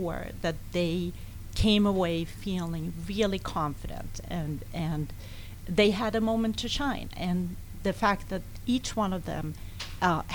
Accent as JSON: {"language": "English", "country": "Sweden", "tie": "born or raised there", "moved": "as an adult", "lives_now": "United States", "said": "I grew up in Sweden"}